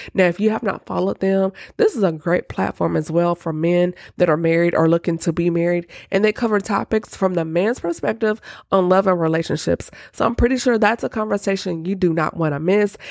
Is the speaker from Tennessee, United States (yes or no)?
yes; Nashville, Tennessee, United States; my hometown, Nashville, Tennessee